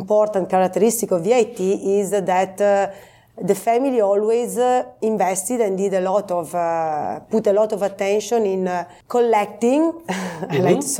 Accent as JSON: {"language": "English", "town": "Santo Stefano Belbo", "region": "Piedmont", "country": "Italy", "said": "I'm from Santo Stefano Belbo, which is a village in the middle of the Moscato area, so not that far away from Castiglione Falletto."}